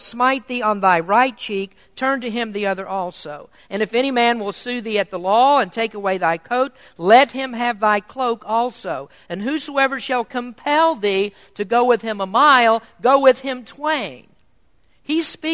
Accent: United States; as Americans living in a kingdom

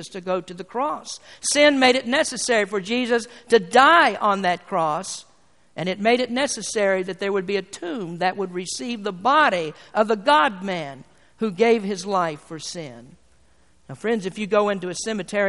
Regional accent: United States; being an American

